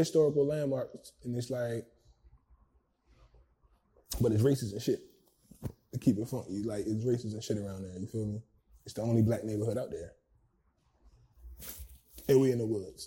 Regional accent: Freetown, Maryland, United States; I'm actually from Freetown, yo. I'm from Anne Arundel County

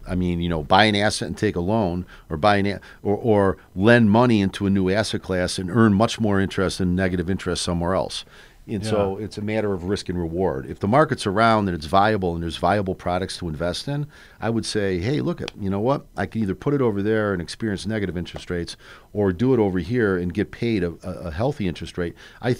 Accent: Chicago, Illinois, United States; I grew up on the North Side, yeah.

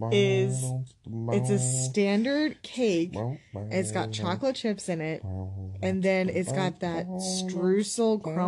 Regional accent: United States; I was about to say I'm not American, but unfortunately I am.

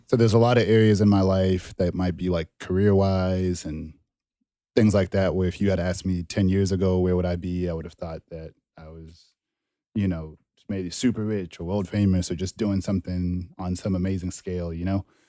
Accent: Dallas, Texas, United States; also born or lived in Zimbabwe / Denton, Texas; grew up mainly in Dallas.

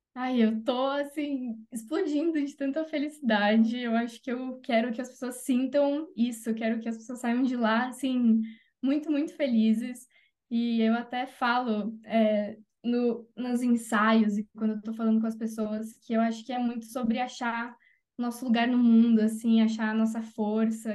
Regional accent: Jundiaí, São Paulo, Brazil; moved away; Jundiaí, que é a minha cidade do coração, onde eu nasci, cresci

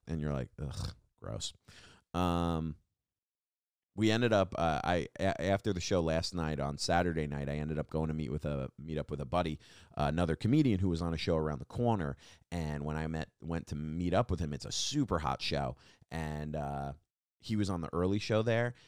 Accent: Long Island, New York, United States; now in New York City, United States; I'm from Long Island, and when people are like, "You're from New York?" and I'm like, "I'm from Long Island." Uh, that's where I grew up. I live here now.

